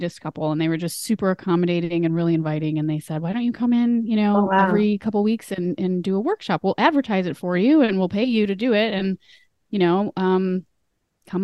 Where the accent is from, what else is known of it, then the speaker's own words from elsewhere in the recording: Minnesota, United States; moved away as an adult; I grew up in Minnesota and I live there now, but I've lived all over in between now and then